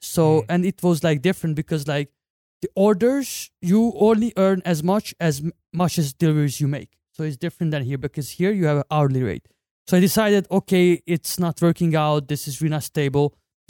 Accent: Hungary; moved away; from Hungary, 28 years old. I've been working in Hungary at Foodpanda for a year.

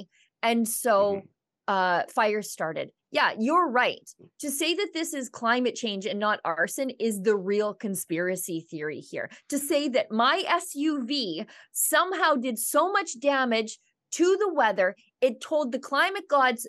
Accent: Northern Alberta, Canada; being from Alberta and Northern Alberta, and then this year so close to where the fires were

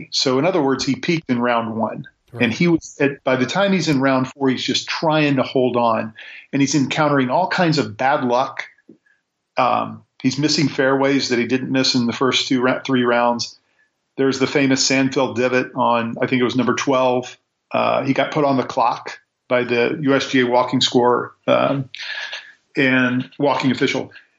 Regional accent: Kansas City, Missouri, United States; I'm from Kansas City, Missouri.

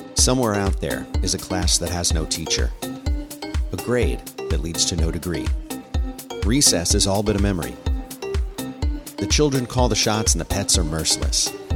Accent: Long Island, New York, United States; I'm from Long Island

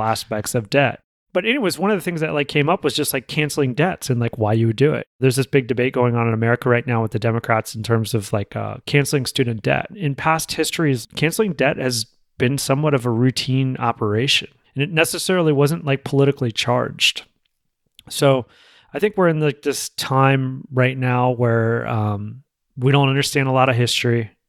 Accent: United States; as an American

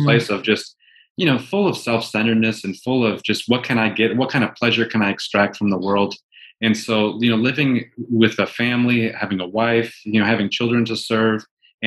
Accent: near Green Bay, Wisconsin, United States; moved away as an adult; also born or lived in New York City; now in San Diego, United States; I grew up in Wisconsin, just outside of about a half hour south of Green Bay, and lived in a pretty rural area

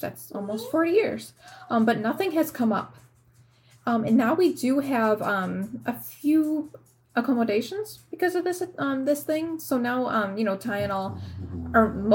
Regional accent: Chicago suburbs, Illinois, United States; I am from the suburbs

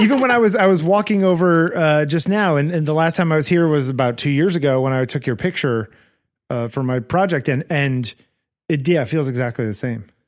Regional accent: Connecticut, United States; I grew up in Connecticut

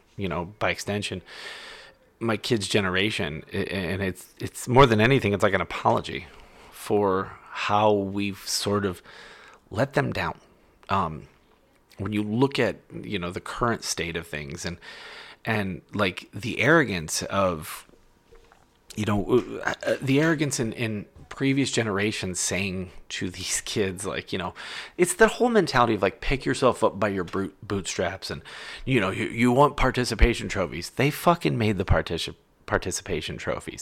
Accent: Ohio, United States; my home state of Ohio

